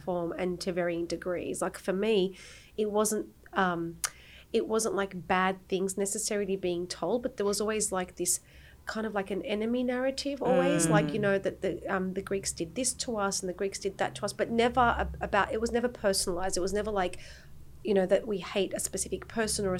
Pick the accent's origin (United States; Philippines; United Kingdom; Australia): Australia; moved away as an adult; now in Cyprus; I was born and raised in Australia by Turkish Cypriot parents. I've been living in Cyprus now since 2006